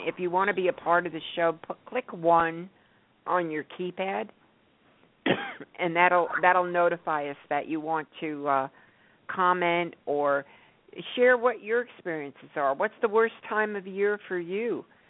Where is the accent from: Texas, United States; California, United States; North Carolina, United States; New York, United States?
New York, United States; moved away; I grew up in New York